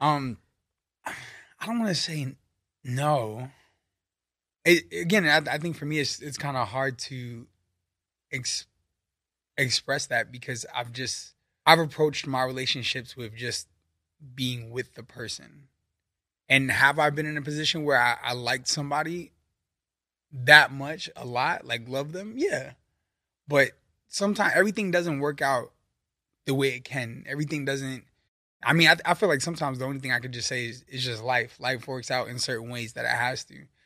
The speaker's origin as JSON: {"language": "English", "town": "New York City", "region": "New York", "country": "United States", "also_born_or_lived": "Virginia", "moved": "as an adult", "lives_now": "California, United States", "said": "I'm from Brooklyn, New York"}